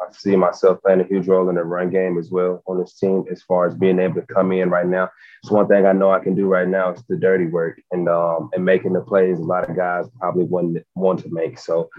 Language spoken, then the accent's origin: English; Gadsden, Alabama, United States; He's from actually from Birmingham. I'm from Gadsden. So me and him have a pretty good relationship. We're about 30 minutes away.